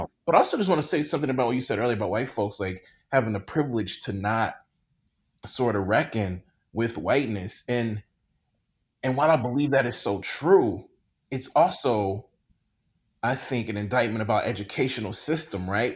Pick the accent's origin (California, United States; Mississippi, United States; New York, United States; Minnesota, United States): Mississippi, United States; I grew up in Mississippi